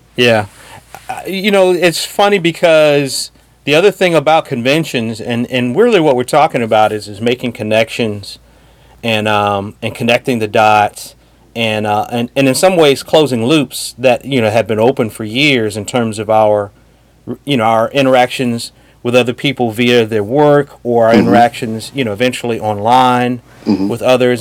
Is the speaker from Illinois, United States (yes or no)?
yes; Chicago, Illinois, United States; I'm from Chicago